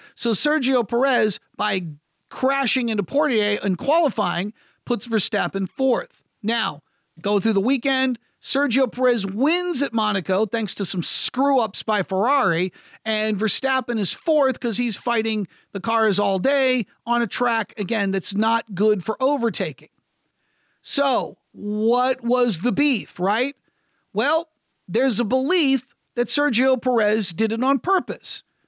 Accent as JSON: {"language": "English", "country": "United States", "said": "I'm American"}